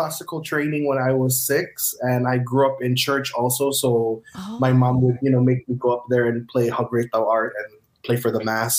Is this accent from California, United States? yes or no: no; Honolulu, Hawaii, United States; moved away as an adult; now in Los Angeles, United States; Growing up in Hawaii with Filipino parents was fun.